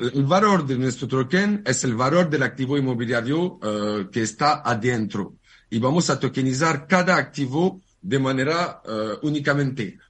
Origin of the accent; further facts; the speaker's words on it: France; Spanish is a second language; moved away as an adult; now in Barcelona, Spain; Yo soy francés. Hmm. Hace, hace un par de años que vivo en Barcelona